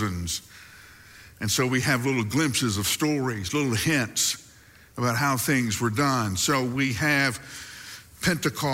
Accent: the South, United States; one of the great things about growing up in the South is you have appropriate phrases for just about every situation

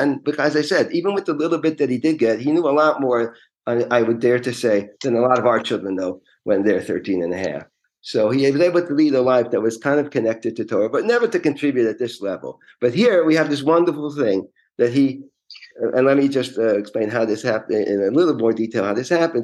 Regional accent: New York City, New York, United States; I was born and raised in Forest Hills, Queens, in New York City

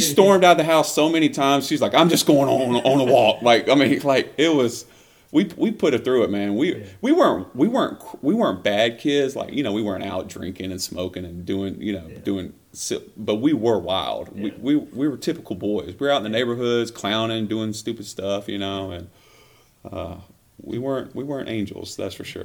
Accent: Millbrook, Alabama, United States; moved away; also born or lived in Montgomery, Alabama; i was born in Montgomery, Alabama, uh, raised in Millbrook, Alabama

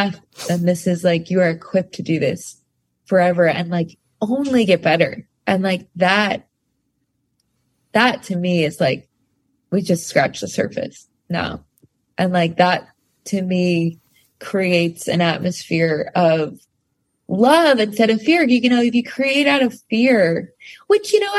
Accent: rural Pennsylvania, United States; also born or lived in Staten Island, New York; we grew up very in rural Pennsylvania after we left the city. Like I was born in Staten Island, and then I grew up in a tiny town, like didn't have a red light

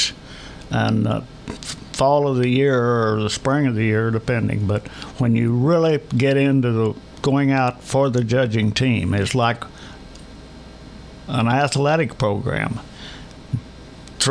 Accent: Polk County, Missouri, United States; I am from Polk County and I was in a small school.

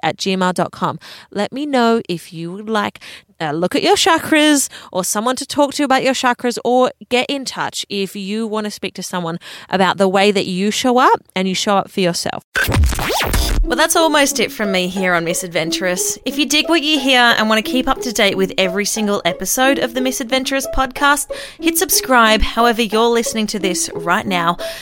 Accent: Adelaide, South Australia, Australia; moved away; I am happily talking in a podcast studio in Adelaide. I never thought I would be 30 years of age living back in my hometown that I grew up, but here I am

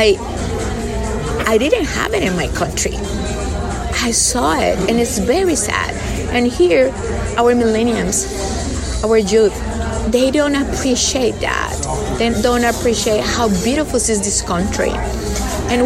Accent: Colombia; English is a second language; moved away as an adult; now in Hidalgo County, United States; I'm from Colombia, original from Colombia

